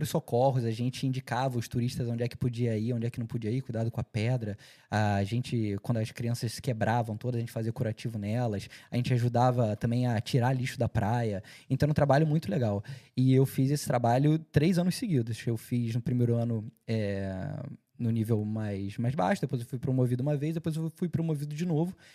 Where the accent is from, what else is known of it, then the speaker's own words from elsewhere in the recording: Cascais, Lisbon, Portugal; Logo quando eu cheguei, eu participei de, uma, de um projeto em Cascais, que eu morei minha vida inteira em Cascais.